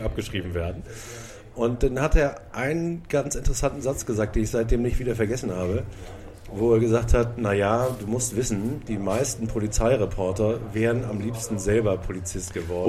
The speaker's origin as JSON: {"language": "German", "region": "Hamburg", "country": "Germany", "tie": "born or raised there", "said": "ich bin in Blankenese aufgewachsen"}